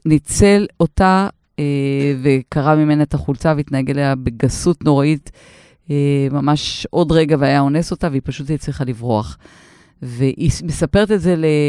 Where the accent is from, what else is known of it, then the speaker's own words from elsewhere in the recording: Israel; אני במקור מקיבוץ